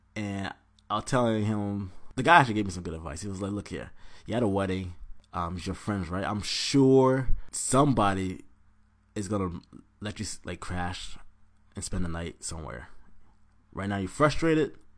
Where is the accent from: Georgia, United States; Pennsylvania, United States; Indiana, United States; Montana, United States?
Georgia, United States; Atlanta; now in Washington, D.C., United States; I'm originally from Georgia, by ways of Atlanta. Shout out Forest Park